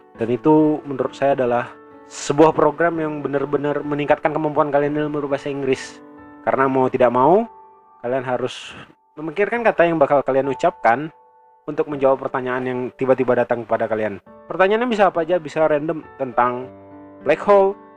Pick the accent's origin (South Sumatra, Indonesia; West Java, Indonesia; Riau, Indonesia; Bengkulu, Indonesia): Riau, Indonesia; Saya orang Riau